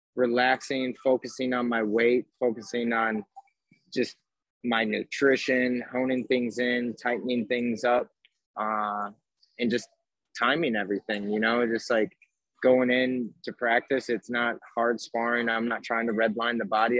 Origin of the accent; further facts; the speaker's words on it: Chicago, Illinois, United States; I'm from Chicago